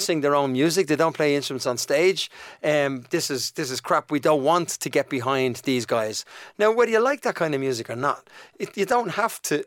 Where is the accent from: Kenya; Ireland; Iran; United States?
Ireland; Dublin, Leinster; accent: Dublin; moved away as an adult; also born or lived in United Kingdom; Shane and I grew up in Donnamid.